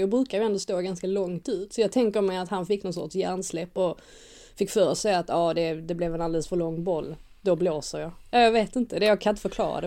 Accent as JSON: {"language": "Swedish", "country": "Sweden", "said": "oss som är svenskar"}